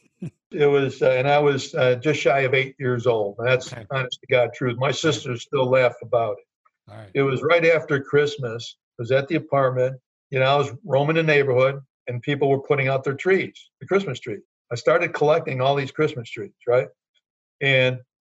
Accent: Chicago, Illinois, United States; For halfway through grammar school, I grew up in Little Italy, which is where UIC is

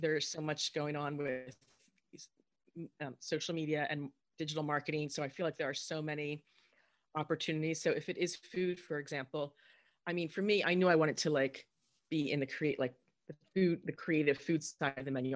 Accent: Southern New Jersey, United States; I grew up in Southern New Jersey

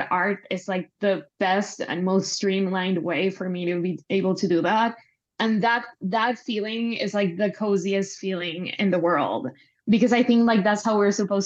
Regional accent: Panama; moved away as an adult; now in Los Angeles, United States; I'm Panamanian. I'm from Panama. I lived there most of my life for like 27, 28 years. And then I moved

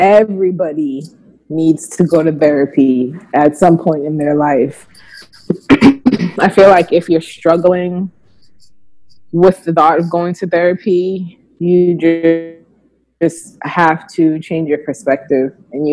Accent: Boston, Massachusetts, United States; also born or lived in Georgia; now in Virginia, United States; I'm from Boston

